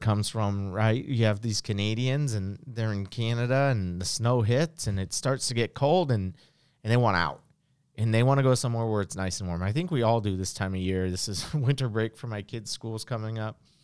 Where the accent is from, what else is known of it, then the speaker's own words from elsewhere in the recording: West Coast, United States; I'm from the West Coast